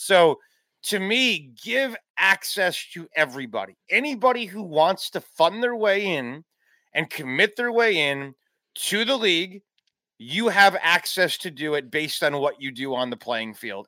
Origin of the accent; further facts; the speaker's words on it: Chicago, Illinois, United States; moved away as an adult; also born or lived in Tennessee; I grew up in the Chicagoland area.